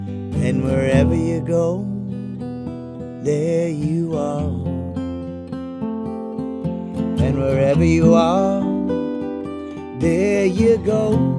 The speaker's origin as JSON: {"language": "English", "town": "Akron", "region": "Ohio", "country": "United States", "tie": "born or raised there", "also_born_or_lived": "Columbus, Ohio / Tokyo, Japan", "moved": "yes", "lives_now": "Nashville, United States", "said": "And I grew up in Akron, Ohio, and Columbus, Ohio, and now I live in Nashville, Tennessee."}